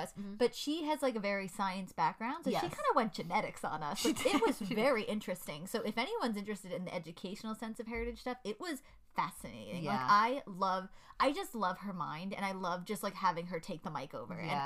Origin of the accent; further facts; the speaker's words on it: United States; I'm American. I am born and raised here